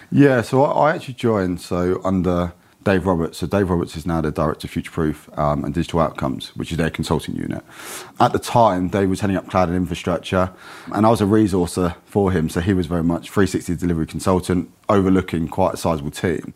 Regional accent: Kent, South East England, United Kingdom; moved away as an adult; also born or lived in London; I grew up in Kent, moved down to London at nineteen

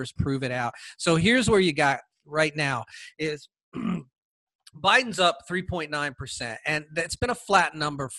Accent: California, United States; also born or lived in Washington State; I'm from California

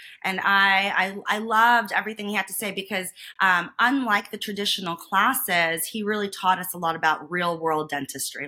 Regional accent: New York, United States; moved away as an adult; also born or lived in Boston, Massachusetts; now in Las Vegas, United States; I'm originally from New York

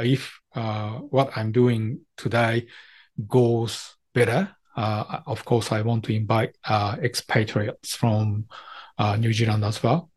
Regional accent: Japan; English is a second language; Japanese always trying to communicate with them, although our English is not very perfect and very natural

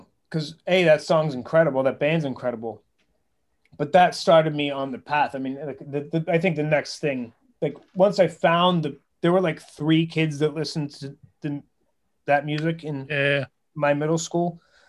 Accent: outside of Philadelphia, Pennsylvania, United States; moved away as an adult; also born or lived in Boston; I grew up outside of Philadelphia

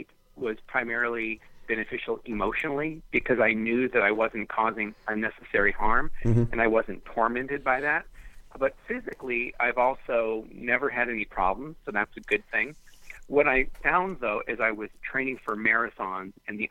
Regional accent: Los Angeles, California, United States; I grew up in the Hollywood Hills in California.

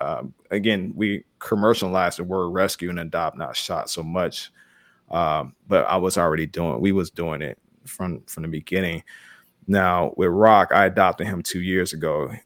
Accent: Chicago, Illinois, United States; I growing up in Chicago and in a black family and in the black community, I always joke with people about it.

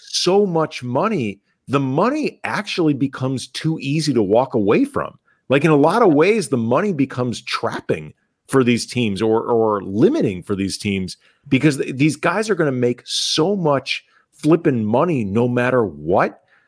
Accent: St. Louis, Missouri, United States; we grew up in St. Louis

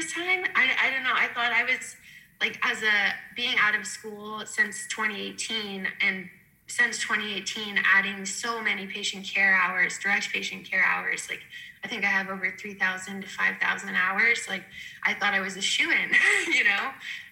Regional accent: Lancaster, Pennsylvania, United States; growing up in Lancaster, we didn't really have too many around

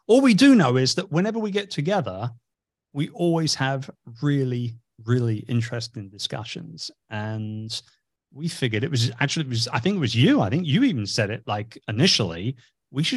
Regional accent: England, United Kingdom; also born or lived in Cambridge; I'm originally from England.

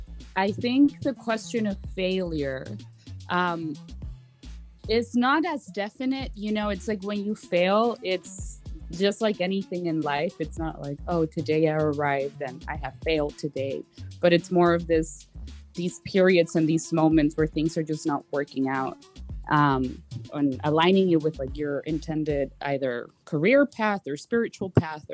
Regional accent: Laredo, Texas, United States; also born or lived in Austin; I come back to Laredo, to my hometown from Austin

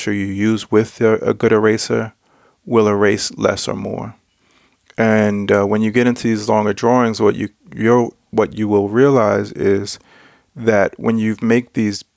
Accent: United States; now in Denmark; I'm American

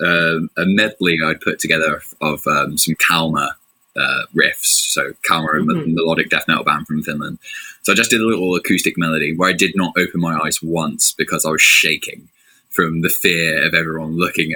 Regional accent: England, United Kingdom; accent: thick English; I'm not in my really thick English accent

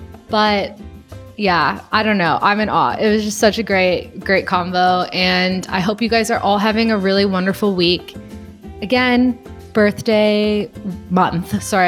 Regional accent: Gardena, California, United States; born there; I was born in Gardena. Yeah, I was born in Gardena, California. So like my family is in LA.

